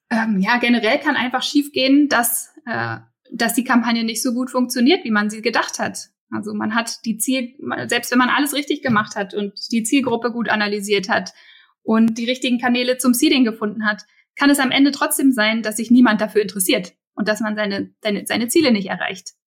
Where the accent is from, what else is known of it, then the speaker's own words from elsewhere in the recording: Berlin, Germany; als Berliner